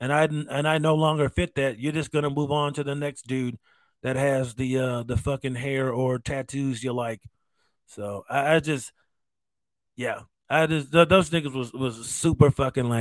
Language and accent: English; United States; As a veteran, as an American